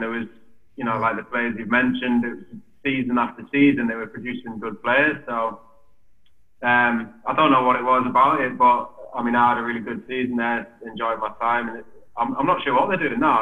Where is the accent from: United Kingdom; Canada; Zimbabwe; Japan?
United Kingdom; Newcastle upon Tyne, North East England; from Newcastle